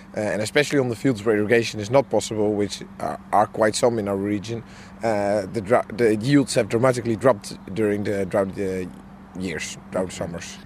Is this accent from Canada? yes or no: no; Netherlands; I'm from the Netherlands.